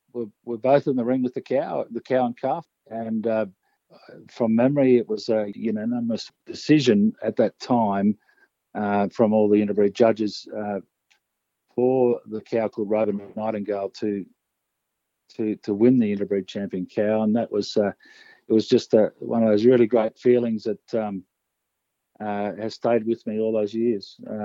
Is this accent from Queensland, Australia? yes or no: yes; Esk, Queensland, Australia; originated in the Brisbane Valley. I was born in Esk, and … had property at Bryden initially, which was resumed by the Wivenhoe Dam about 1974.